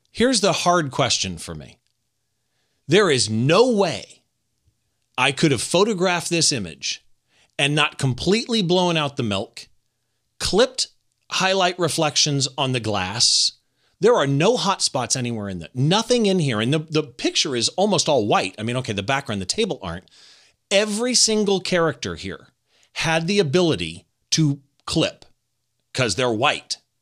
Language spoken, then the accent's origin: English; Riverside, California, United States; in my hometown at the Riverside Art Museum